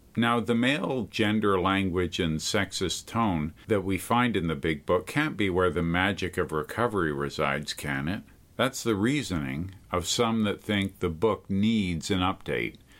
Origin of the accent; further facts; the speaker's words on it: Montreal, Quebec, Canada; moved away as an adult; also born or lived in Calgary; now in Toronto, Canada; I left Montreal for Calgary back in nineteen seventy-nine, and now I was living six hours away from my hometown in Toronto, Ontario.